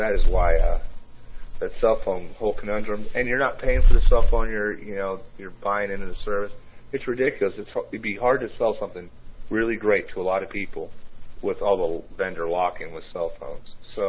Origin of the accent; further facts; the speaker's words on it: Kansas City, Missouri, United States; accent: Kansas City; now in Tennessee, United States; I wasn't born here. I was born in Kansas City, Missouri, so I guess I have that accent.